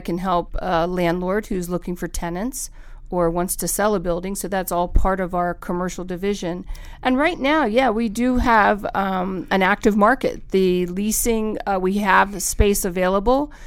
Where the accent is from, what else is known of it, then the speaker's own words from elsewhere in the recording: East Coast, United States; moved away as an adult; now in Truckee, United States; I come from the East Coast, uh, where I actually, uh, grew up